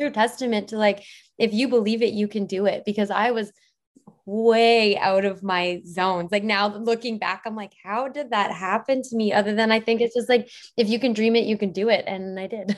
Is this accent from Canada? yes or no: yes; Airdrie, Alberta, Canada; moved away as an adult; now in Vancouver, Canada; I live in Vancouver. Oh, I'm actually from Airdrie